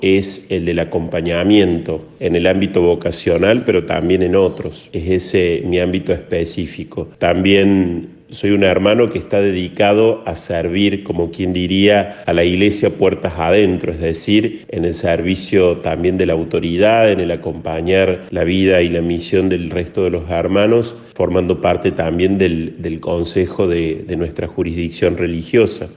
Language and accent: Spanish; Córdoba, Argentina; Nací en Córdoba, Argentina. Es en el mismo lugar en el que me encuentro aquí ya desde hace algunos años.